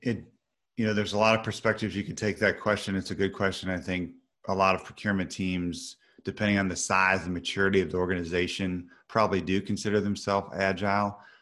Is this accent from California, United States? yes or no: no; Missouri, United States; I'm from Missouri, which some of your, some of your audience is the middle of the country, United States